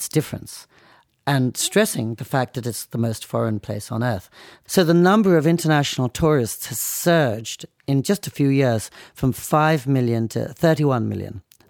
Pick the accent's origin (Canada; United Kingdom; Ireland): United Kingdom; England; also born or lived in United States; So I went to Japan partly to learn to be invisible because I thought growing up in England and America, I'd been trained quite a lot to talk, to push myself forwards